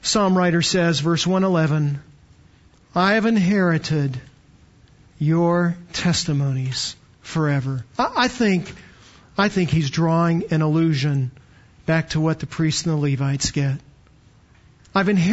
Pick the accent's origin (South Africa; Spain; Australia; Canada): Canada; now in Texas, United States; I was born in Canada, got to Texas as fast as I could, but born in Canada